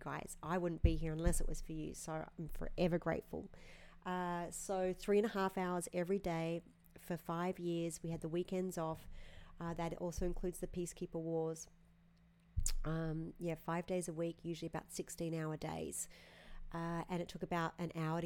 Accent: Australia; accent: Aussie; moved away; down there in my hometown.

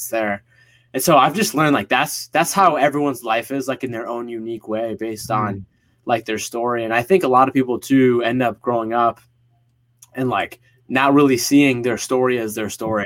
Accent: Northeast US, United States; also born or lived in Egypt (parents); they immigrated to the US, to the East Coast, Northeast, like a year before I was born here in America

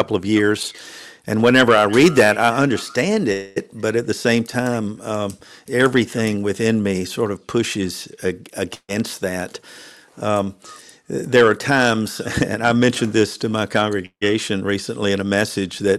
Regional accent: Nashville, Tennessee, United States; moved away as an adult; also born or lived in Atlanta, Georgia; I was born and raised in Nashville, Tennessee

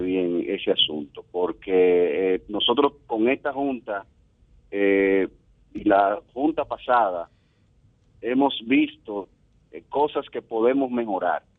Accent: Dominican Republic; Nosotros, como dominicanos

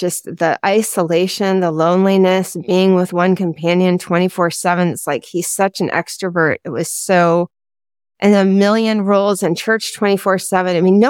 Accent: East Coast, United States; And I was raised in the East Coast, and so was my husband.

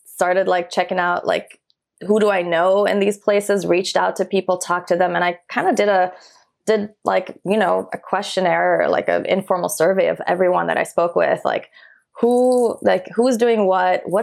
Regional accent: Iran; born there; I was born in Iran during the Iran Iraq War.

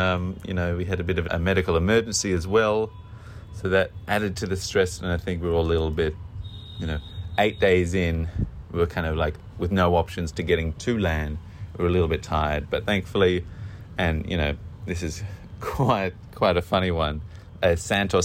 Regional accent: Australia; moved away as an adult; being an Australian, you know, a coastal Australian

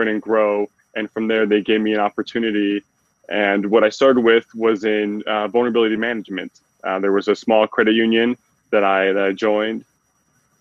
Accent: Utah, United States; moved away as an adult; now in Detroit, United States; born and raised in the Utah area

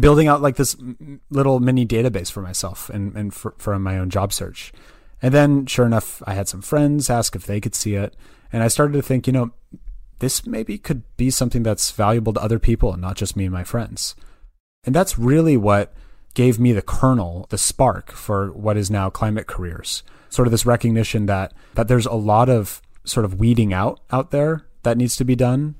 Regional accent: Berkeley, California, United States; also born or lived in Santa Barbara, California; I was, I was born and raised in the Bay Area. Um, so I'm actually originally from Berkeley, California

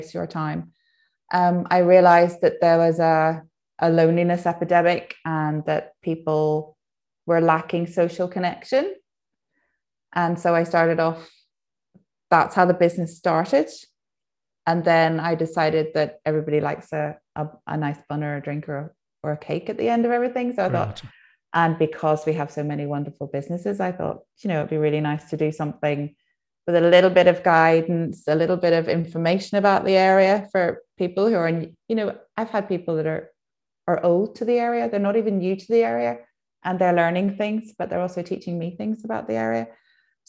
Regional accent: Lambeg, Northern Ireland, United Kingdom; also born or lived in London; I was born in Lambeg, and then which is just on the edge of Lisburn, between Lisburn and Drumbeg, where I live now.

